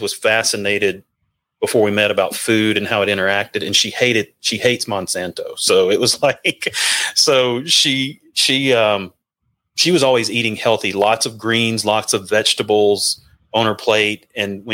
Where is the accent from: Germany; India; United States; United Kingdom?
United States; Mississippi; moved away; also born or lived in Nashville / Georgia / Alabama; growing up in the South